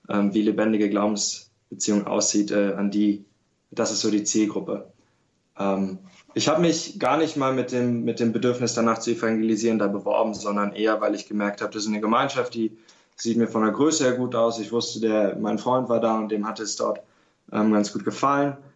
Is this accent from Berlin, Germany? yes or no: yes; Berlin, Germany; Ja, ähm, ich bin katholisch aufgewachsen in Berlin